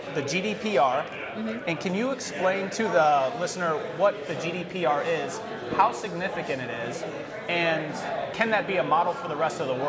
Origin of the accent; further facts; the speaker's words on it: United States; as an American